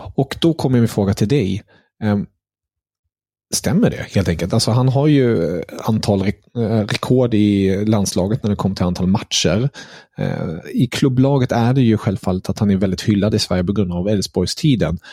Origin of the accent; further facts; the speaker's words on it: Germany; som tysk